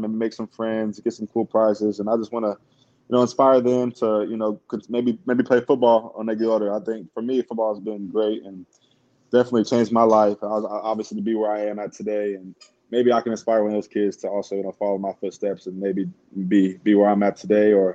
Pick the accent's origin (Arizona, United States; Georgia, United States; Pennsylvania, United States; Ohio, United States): Ohio, United States; moved away; I'm from Ohio